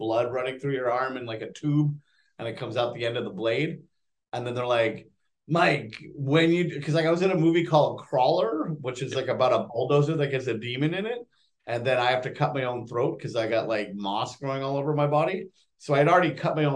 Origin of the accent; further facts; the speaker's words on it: Canada; I'm Canadian